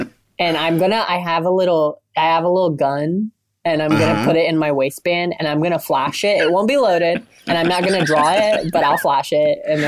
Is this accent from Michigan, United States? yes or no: no; Orient, Ohio, United States; now in New York, United States; I am from Ohio. I'm from a town called Orient, Ohio, which is like maybe it's considered central Ohio, maybe 20 minutes from Columbus, which is the capital.